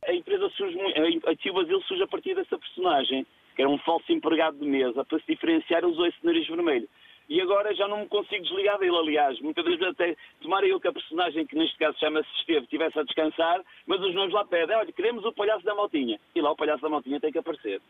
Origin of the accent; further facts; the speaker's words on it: Felgueiras, Norte, Portugal; sou da zona da Lixa, Felgueiras